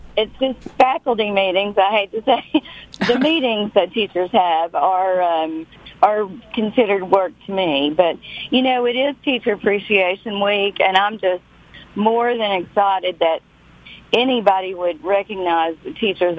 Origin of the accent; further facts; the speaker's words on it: Knott County, Kentucky, United States; I'm from Little Knott County that you're from.